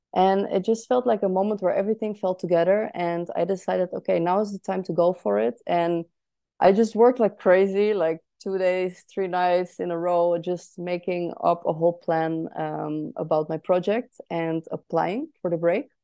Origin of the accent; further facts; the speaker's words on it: Netherlands; now in Berlin, Germany; I am from the Netherlands originally, but currently living in Berlin.